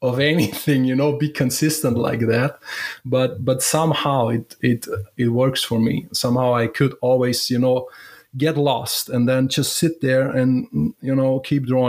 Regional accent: Germany; I'm from Germany

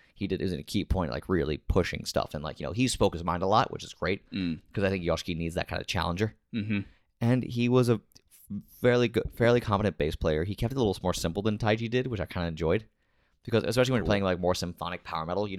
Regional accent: United States; I am an American.

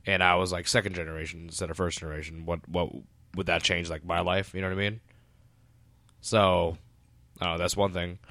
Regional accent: Woodbridge, Virginia, United States; I grew up in Woodr-, Woodbridge, Virginia

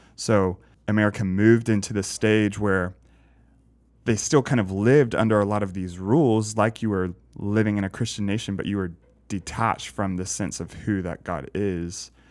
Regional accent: the South, United States; growing up in the South

